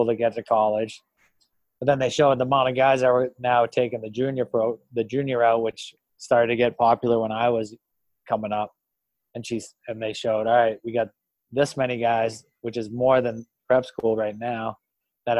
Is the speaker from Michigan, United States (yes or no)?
no; Marlborough, Massachusetts, United States; I grew up in Marlborough, Mass, hometown kid